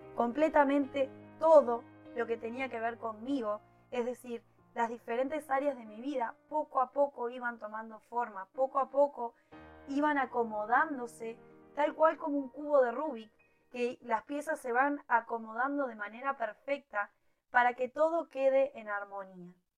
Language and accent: Spanish; Uruguay; en mi país, en Uruguay